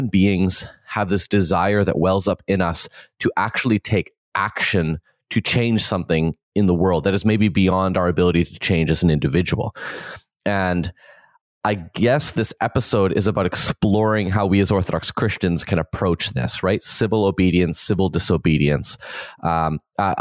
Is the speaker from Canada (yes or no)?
yes; Canada; I'm a Canadian